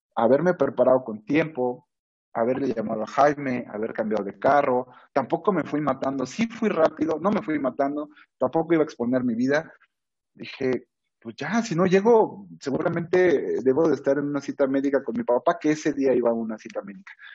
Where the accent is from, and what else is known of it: Mexico